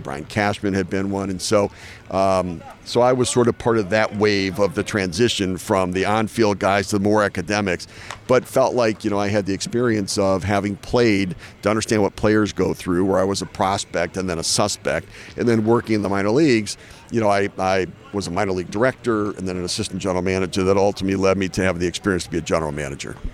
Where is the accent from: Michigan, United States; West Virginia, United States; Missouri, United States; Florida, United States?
Michigan, United States; Detroit; I grew up in Detroit